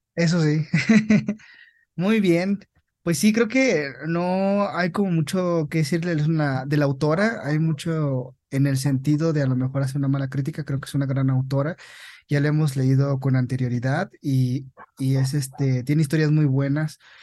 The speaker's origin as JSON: {"language": "Spanish", "country": "Mexico", "said": "En nuestro país, así como, como mexicanos"}